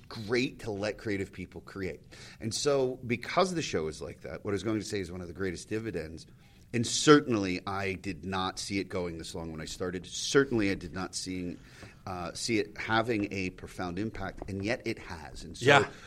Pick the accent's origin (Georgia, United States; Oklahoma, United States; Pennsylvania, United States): Pennsylvania, United States; I grew up in Pennsylvania, so we got broadcast from Manhattan and Philly